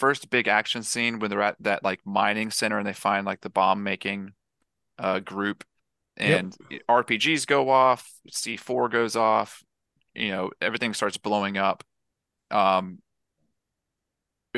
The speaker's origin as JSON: {"language": "English", "region": "the South", "country": "United States", "said": "I'm from the South and we all shoot guns when we're babies"}